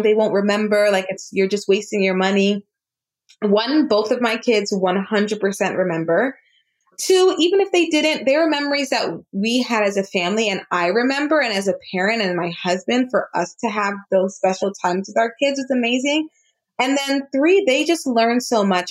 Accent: South Florida, United States; also born or lived in New York; I was born in New York, but I did grow up in South Florida, and I am first generation American. So both of my parents are Jamaican born

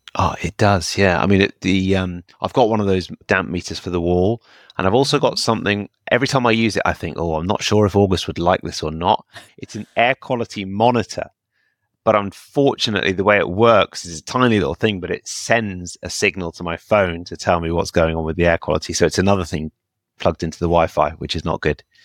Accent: United Kingdom; I'm very British

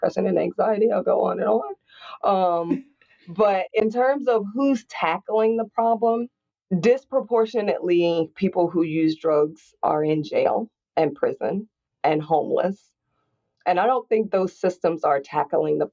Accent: Indianapolis, Indiana, United States; I grew up in Indianapolis, Indiana in the 80s

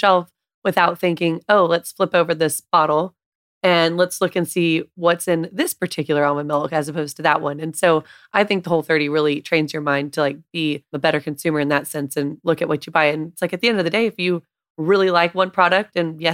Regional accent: a small town north of Dallas, Texas, United States; I grew up in a small town north of Dallas and I just grew up on home cooking

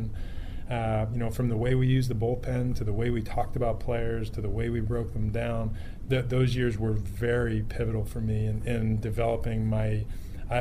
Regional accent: New Jersey, United States; I grew up in New Jersey

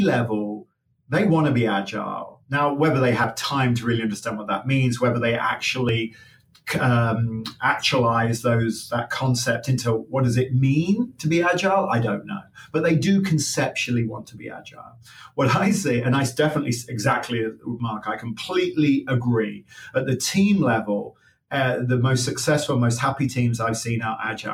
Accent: Leicester, East Midlands, United Kingdom; now in United States; I was born in Leicester, just outside Leicester

